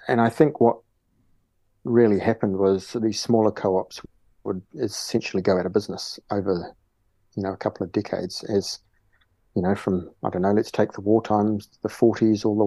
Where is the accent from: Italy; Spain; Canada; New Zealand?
New Zealand; Southland; also born or lived in Africa / North Island, New Zealand; we moved down to Southland. So I'd call myself a Southlander